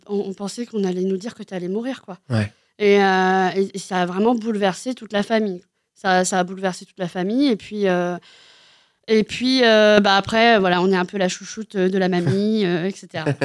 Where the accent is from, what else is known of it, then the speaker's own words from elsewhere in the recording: Cherbourg, Normandy, France; je suis née à Cherbourg